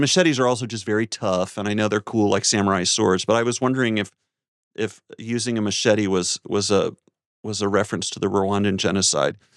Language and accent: English; North Carolina, United States; my home state of North Carolina